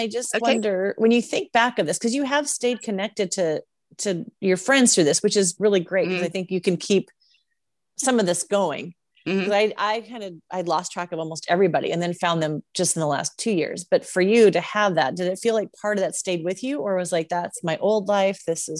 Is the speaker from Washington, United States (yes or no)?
yes; Seattle, Washington, United States; I came from Seattle. So I was used to like lush green, a lot of rain.